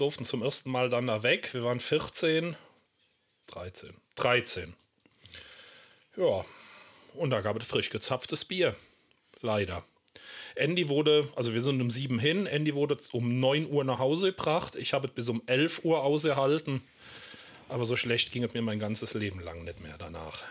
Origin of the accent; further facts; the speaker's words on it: Germany; Ich komme hier aus der Eifel, aus so einem kleinen 600-Seelendorf